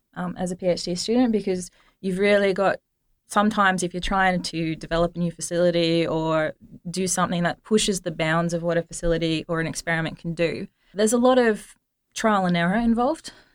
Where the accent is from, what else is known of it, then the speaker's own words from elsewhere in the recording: Australia; as an Australian student